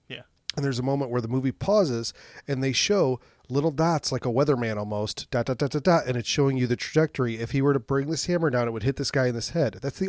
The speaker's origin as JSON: {"language": "English", "country": "United States", "said": "Because I'm American."}